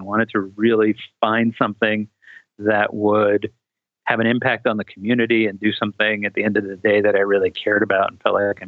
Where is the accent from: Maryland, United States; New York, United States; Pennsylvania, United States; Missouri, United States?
New York, United States; New York City; moved away; also born or lived in Colorado; I grew up in New York City